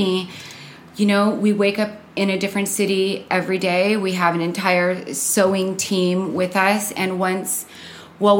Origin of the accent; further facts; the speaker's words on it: Costa Mesa, California, United States; moved away as an adult; now in Los Angeles, United States; I'm from Orange County. I grew up in Costa Mesa.